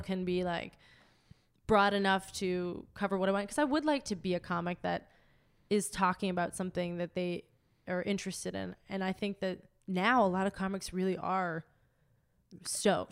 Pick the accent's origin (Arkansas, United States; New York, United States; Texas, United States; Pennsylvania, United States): Pennsylvania, United States; McKees Rocks; now in Los Angeles, United States; I grew up in McKees Rocks